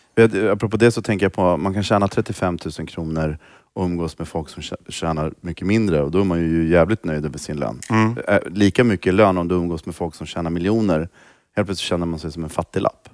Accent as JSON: {"language": "Swedish", "town": "Stockholm", "region": "Stockholm County", "country": "Sweden", "tie": "born or raised there", "also_born_or_lived": "Rinkeby / Stureby", "said": "Jag är ju uppvuxen i Tensta"}